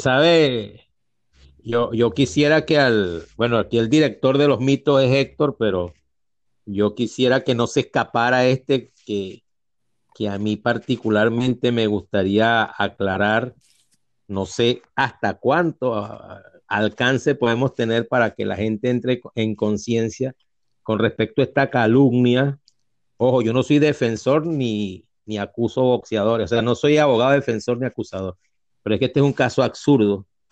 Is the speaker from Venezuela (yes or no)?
yes; Venezuela; also born or lived in Spain; yo soy, un venezolano que nació en España, pero ni me acuerdo de España. Yo soy muy venezolano